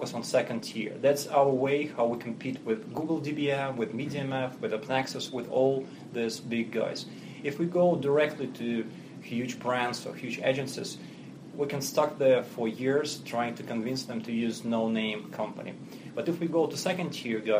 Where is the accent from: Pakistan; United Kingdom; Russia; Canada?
Russia; English is a second language; moved away as an adult; now in New York, United States; we're based in New York here, but as you can hear from my accent, I'm not native. Mm-hmm. So originally I'm Russian